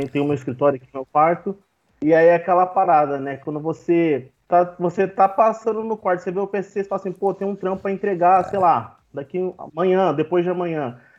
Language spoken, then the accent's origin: Portuguese; southeast interior of Minas Gerais, Brazil; Eu sou aqui do interior de Minas, né? Sudeste de Minas